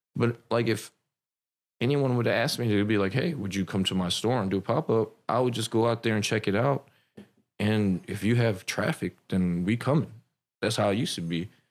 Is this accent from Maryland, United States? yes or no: yes; Silver Spring, Maryland, United States; I grew up in Maryland. So I'm from Silver Spring.